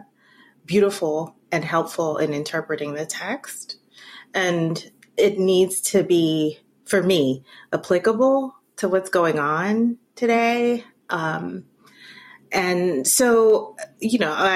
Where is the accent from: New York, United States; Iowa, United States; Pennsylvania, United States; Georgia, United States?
New York, United States; New York City; moved away; I am a first generation American. I have Jamaican parentage. I grew up in New York City, so that definitely formed me